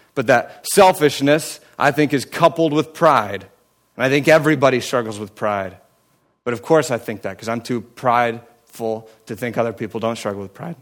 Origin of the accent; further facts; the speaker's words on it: United States; now in Cleveland, United States; I grew up in Amish country